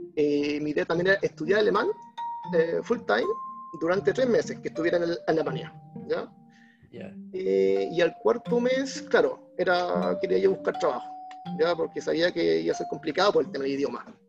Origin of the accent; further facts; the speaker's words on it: Arica, Arica y Parinacota, Chile; Soy de Arica. Eh, soy de Arica. Um, ciudad del Norte. Ya estudié en colegios públicos, liceo público, universidad pública